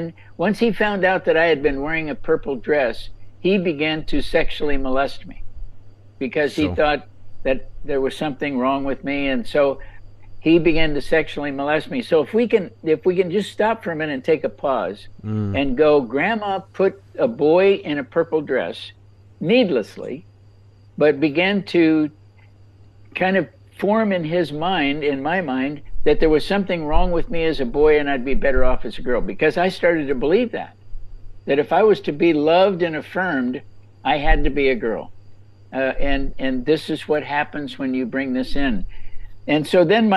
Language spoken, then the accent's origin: English; Los Angeles, California, United States; now in North Carolina, United States; I grew up actually in Los Angeles